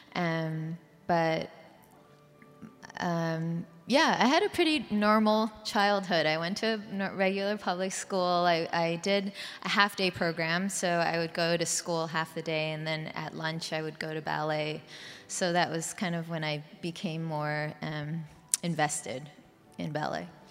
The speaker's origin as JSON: {"language": "English", "town": "Vancouver", "region": "British Columbia", "country": "Canada", "moved": "yes", "said": "I'm from Canada, Vancouver, Canada."}